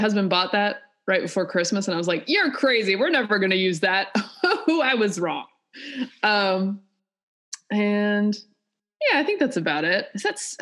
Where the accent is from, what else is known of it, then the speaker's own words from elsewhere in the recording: North Carolina, United States; also born or lived in Georgia; I'm from North Carolina, you know, went to school in Georgia